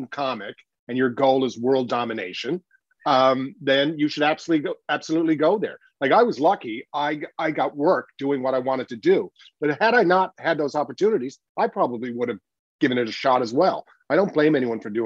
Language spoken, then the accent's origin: English; Newfoundland and Labrador, Canada; growing up in Newfoundland.